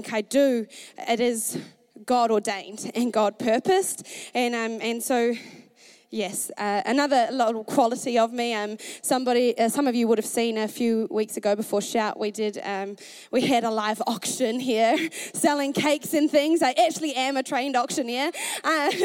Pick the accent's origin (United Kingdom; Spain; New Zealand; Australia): New Zealand; Masterton, Wellington; moved away as an adult; now in Dunedin, New Zealand; I grew up in Masterton, a small town in the North Island, and I grew up with two brothers, and we grew up on a farm